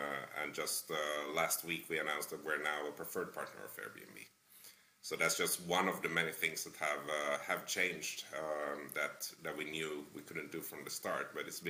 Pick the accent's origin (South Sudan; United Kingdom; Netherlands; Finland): Finland; English is a second language; now in Toronto, Canada; I'm originally from Finland, but I lived in a bunch of different countries. Come from a fairly multicultural background. And I ended up living for the last 6 years in a fairly multicultural city, Toronto in Canada.